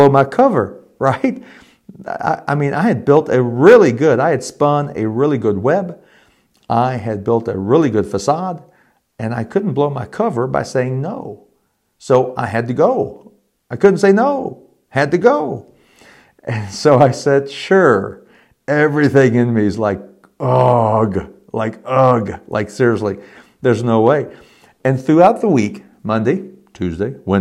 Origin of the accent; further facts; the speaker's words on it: Elizabethtown, Kentucky, United States; moved away; also born or lived in Richmond, Indiana; I had been baptized as a 12-year-old, maybe 13-year-old confirmand in a United Methodist Church in E-Town, Kentucky